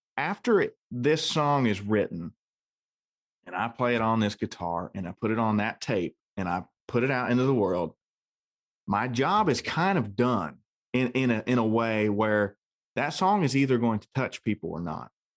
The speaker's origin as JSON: {"language": "English", "region": "Ohio", "country": "United States", "said": "I'm from Ohio"}